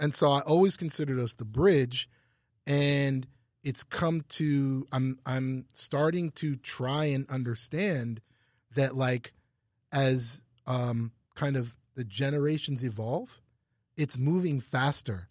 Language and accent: English; Ottawa, Ontario, Canada; moved away as an adult; also born or lived in New York / Los Angeles / Louisiana; I grew up in, like, downtown Ottawa, and it was really multicultural